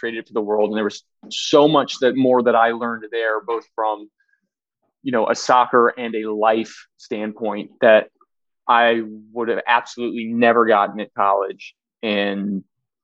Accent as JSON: {"language": "English", "region": "Maryland", "country": "United States", "said": "I'm from Maryland, outside of DC"}